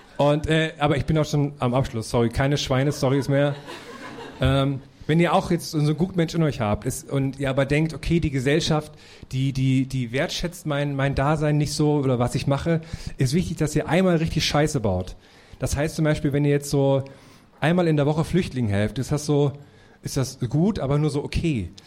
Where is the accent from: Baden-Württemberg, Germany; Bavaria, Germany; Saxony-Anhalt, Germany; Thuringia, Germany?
Thuringia, Germany; moved away; wenn ich in meine Thüringer Heimat fahre